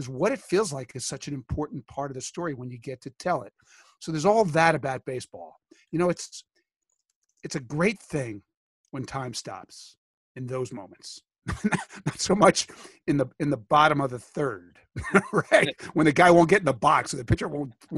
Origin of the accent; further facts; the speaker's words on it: Philadelphia, Pennsylvania, United States; growing up in Philly